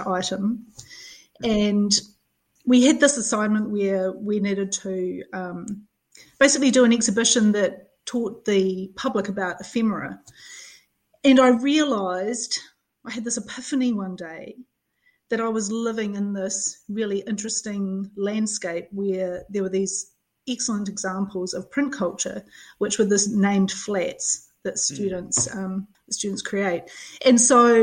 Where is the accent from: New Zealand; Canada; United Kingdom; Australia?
New Zealand; Christchurch, Canterbury; moved away as an adult; also born or lived in Dunedin; I grew up in Christchurch. I came down to Dunedin